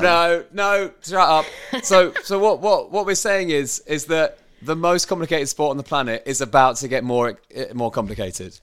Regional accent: Bishop's Stortford, East of England, United Kingdom; where did you grow up?" I said, "Well, Bishop Stortford

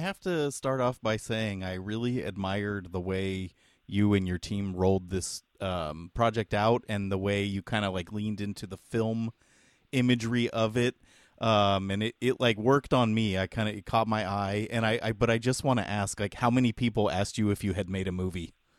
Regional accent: San Jose, California, United States; we're from San Jose, California, which is kind of a lesser known city

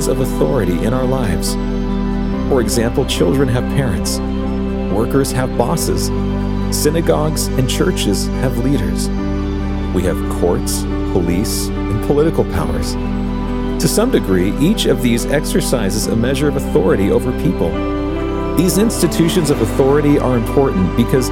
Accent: Texas, United States; I grew up in Texas, a state where independence is considered a virtue

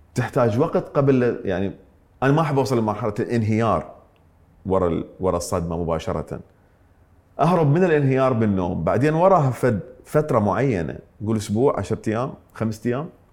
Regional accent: Iraq; also born or lived in Mosul, Iraq / Ramadi, Iraq; انتقلنا من من من الموصل الى الانبار

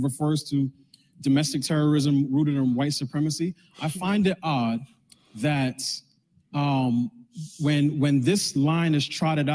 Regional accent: New York, United States; also born or lived in Pittsburgh; now in Washington, D.C. area, United States; I grew up in New York, I went to school in Pittsburgh, I live right outside of DC

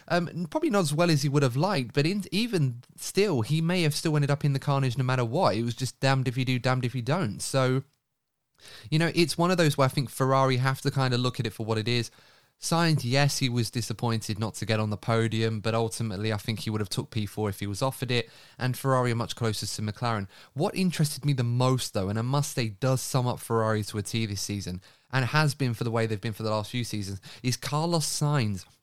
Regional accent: United Kingdom; a British fan

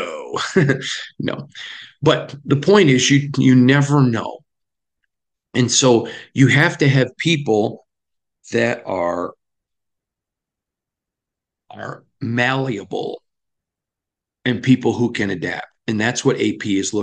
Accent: Michigan, United States; where I grew up in Michigan

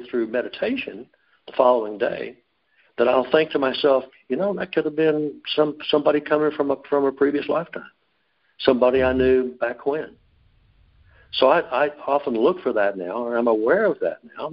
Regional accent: Dallas, Texas, United States; I was born in Dallas on September 15th

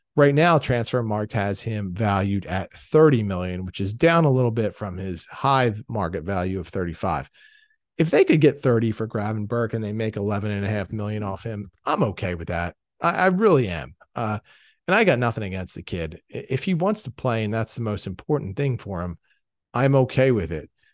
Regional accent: Philadelphia, Pennsylvania, United States; I'm from Philadelphia

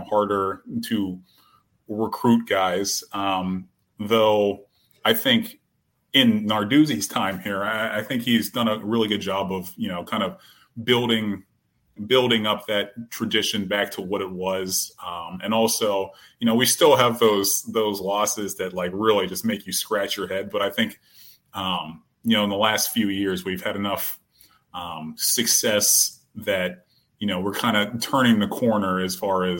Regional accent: Pittsburgh, Pennsylvania, United States; I was born and raised in Pittsburgh

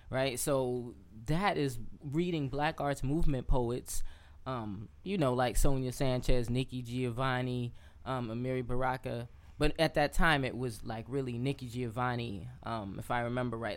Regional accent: New York City, New York, United States; moved away as an adult; also born or lived in Lefrak City / Alabama / Atlanta / California; I'm born and raised in Queens.

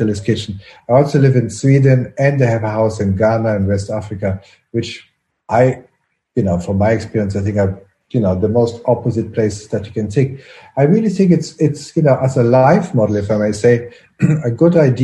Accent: Brussels, Brussels-Capital Region, Belgium; I grew up in Brussels, and in Brussels we have a lot of French fries

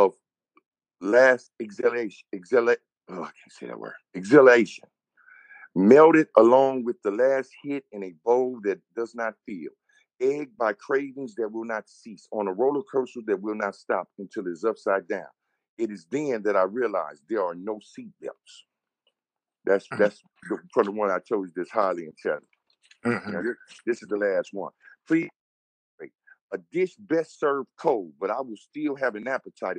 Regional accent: Inglewood, California, United States; I'm from California

